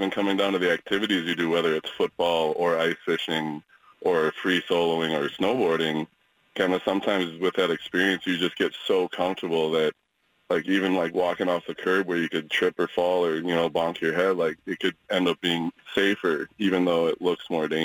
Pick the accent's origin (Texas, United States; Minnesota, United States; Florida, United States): Minnesota, United States; now in Portland, United States; growing up in Minnesota